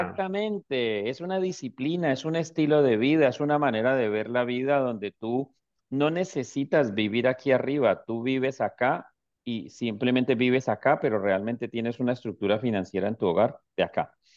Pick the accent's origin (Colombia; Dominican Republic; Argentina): Colombia; moved away as an adult; now in Houston, United States; soy colombiano